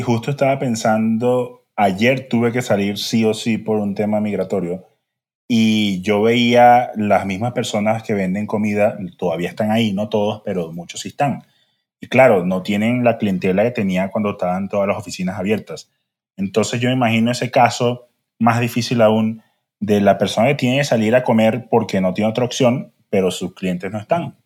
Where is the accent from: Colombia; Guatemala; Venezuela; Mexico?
Venezuela; como buen venezolano